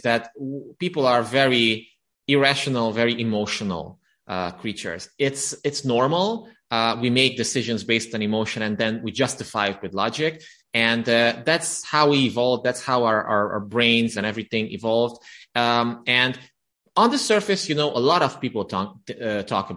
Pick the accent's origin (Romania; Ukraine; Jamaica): Romania; English is a second language; moved away as an adult; now in Budapest, Hungary; now I live in Budapest, Hungary, but I was born and raised in Romania